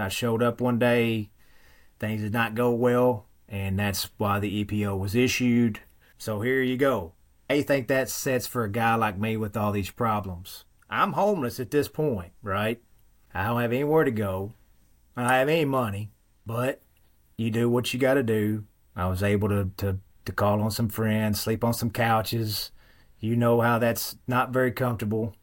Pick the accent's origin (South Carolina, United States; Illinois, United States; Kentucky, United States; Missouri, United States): Kentucky, United States; Western; accent: thick Western Kentucky dialect; Very thick accent. I have found that there is a particular dialect that only exists in a very small section of Western Kentucky where I live